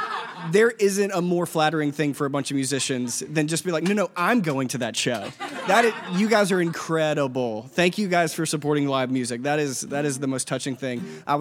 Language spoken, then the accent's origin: English; Laurel, Mississippi, United States; now in Athens, United States; I'm from a small town in Mississippi called Laurel, Mississippi.